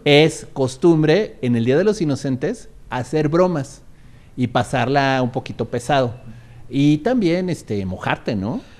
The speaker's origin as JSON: {"language": "Spanish", "region": "Querétaro", "country": "Mexico", "tie": "born or raised there", "said": "yo donde crecí, en Querétaro"}